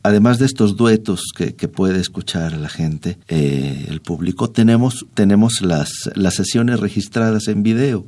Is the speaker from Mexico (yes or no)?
yes; Yucatán, Mexico